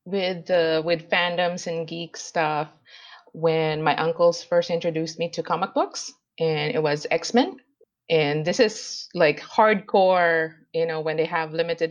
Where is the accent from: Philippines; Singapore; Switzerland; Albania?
Philippines; Manila, Metro Manila; also born or lived in Idaho, United States; now in Malaysia; I am born and raised in Manila, Philippines, but I've lived in the U.S. for a while in Idaho, and also a month in Portugal, and now living in Malaysia.